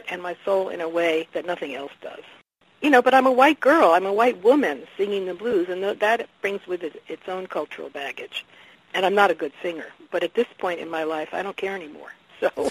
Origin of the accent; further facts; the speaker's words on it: Washington, District of Columbia, United States; I grew up in Southeast Washington